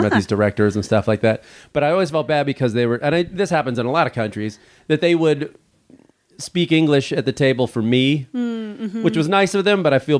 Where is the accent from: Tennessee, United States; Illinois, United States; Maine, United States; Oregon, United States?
Illinois, United States; outside of Chicago; moved away; I grew up outside of Chicago